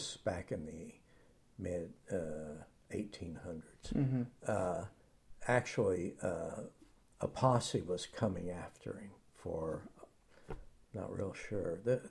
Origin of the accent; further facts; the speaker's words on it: Oklahoma, United States; moved away; I grew up in Hera, Oklahoma, which is like 20 miles east of Oklahoma City.